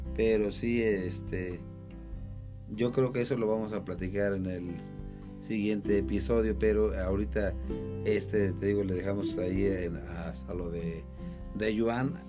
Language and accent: Spanish; Cuernavaca, Morelos, Mexico; moved away as an adult; also born or lived in Riverside, California; Somos de Cuernavaca